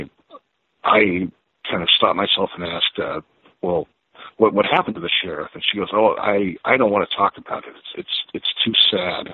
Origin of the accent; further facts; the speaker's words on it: Albany, Oregon, United States; I was growing up in Albany